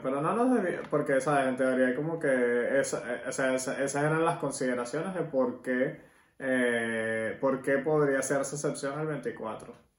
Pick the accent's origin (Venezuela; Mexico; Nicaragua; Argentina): Venezuela; vamos a contarle las tradiciones venezolanas porque obviamente somos venezolanos